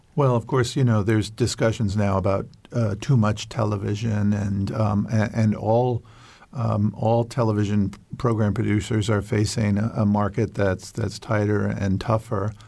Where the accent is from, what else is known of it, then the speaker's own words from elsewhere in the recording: New York, United States; I grew up near New York City